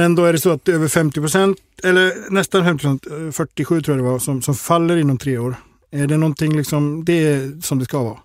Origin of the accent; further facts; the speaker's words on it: Gothenburg, Västra Götaland, Sweden; som göteborgare